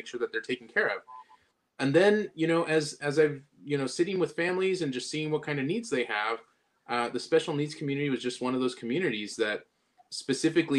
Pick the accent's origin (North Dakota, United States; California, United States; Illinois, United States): California, United States; Southern; originally I'm from Southern California